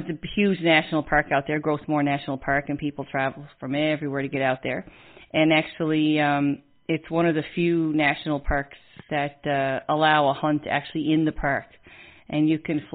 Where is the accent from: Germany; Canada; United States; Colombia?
Canada; Newfoundland and Labrador; we're an island on the most easterly point of land in Canada.